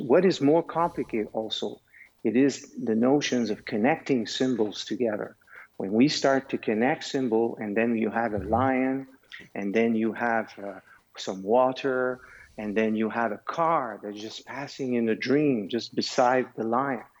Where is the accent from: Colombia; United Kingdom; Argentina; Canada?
Canada; also born or lived in Switzerland; I have a foundation also in Switzerland because I am Canadian, but I am also Swiss.